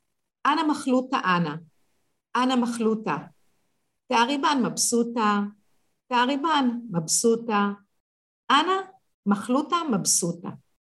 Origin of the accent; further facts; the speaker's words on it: Haifa, Haifa District, Israel; And I was born in Kiryat Eliezer. It's a neighborhood downtown Haifa.